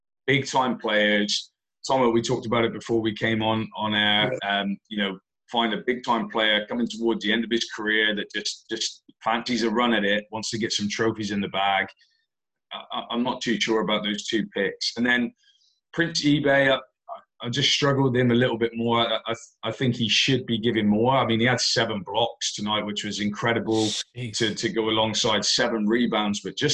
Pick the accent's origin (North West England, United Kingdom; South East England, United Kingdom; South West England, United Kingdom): South West England, United Kingdom; Plymouth; it's my hometown.